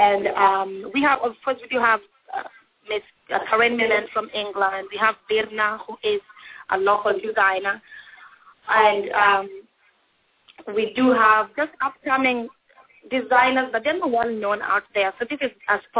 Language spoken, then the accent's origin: English; Iceland; I'm from Iceland